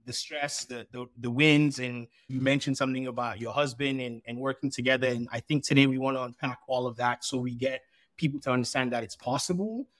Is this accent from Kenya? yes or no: no; Sierra Leone; now in United States; I was born in Sierra Leone and I had a Sierra Leonean passport